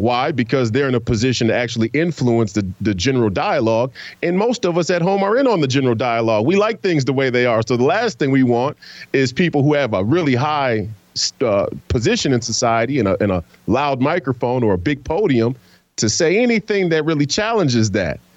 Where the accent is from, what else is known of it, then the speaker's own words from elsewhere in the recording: United States; us as Americans